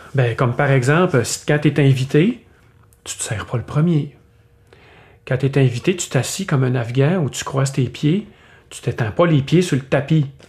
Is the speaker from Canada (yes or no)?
yes; Canada; On est des Canadiens